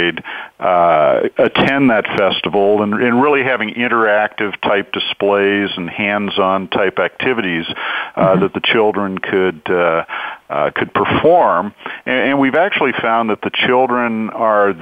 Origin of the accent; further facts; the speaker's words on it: Whittier, California, United States; also born or lived in Hollywood, California; now in Orange County, United States; I actually was born in Hollywood, California, so I'm a native Californian. Grew up in the city of Whittier, moved to Orange County when I was about 12 years old, and have lived here in Orange County pretty much ever since then.